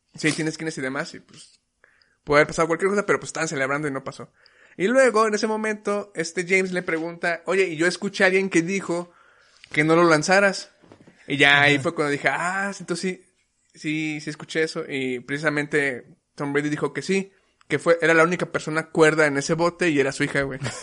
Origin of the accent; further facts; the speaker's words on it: Mexico; nosotros que como mexicanos ya hemos probado un chingo de comida